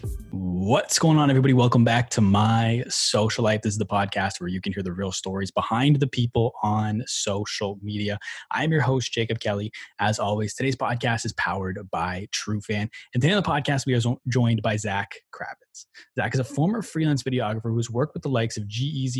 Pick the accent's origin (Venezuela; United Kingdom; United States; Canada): Canada; Ottawa, Ontario; also born or lived in Portage la Prairie, Manitoba, Canada; So I'm based in Ottawa, Ontario, Canada right now. Okay. And so I lived there